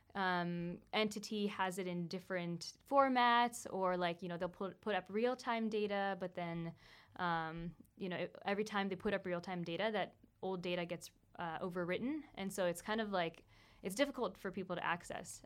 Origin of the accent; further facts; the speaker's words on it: Folsom, California, United States; moved away as an adult; also born or lived in Pennsylvania; now in New York, United States; growing up in Folsom